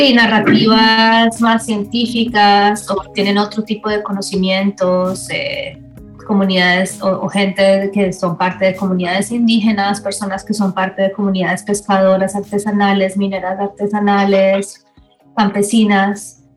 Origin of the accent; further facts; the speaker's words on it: Colombia; now in Los Angeles, United States; soy artista colombiana, residente en Los Ángeles